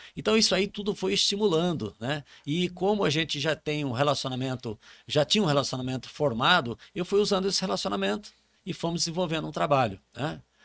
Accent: Campo Grande, Mato Grosso do Sul, Brazil; moved away as an adult; now in Rondônia, Brazil; eu sou de Campo Grande

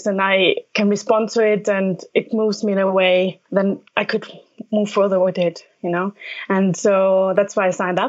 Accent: Alpine region formerly part of Austria, Trentino-Alto Adige, Italy; moved away as an adult; also born or lived in London / Paris; I'm from Italy, from the very northern part, which is a smaller Alpine region, which is a bit unusual because there's many languages spoken

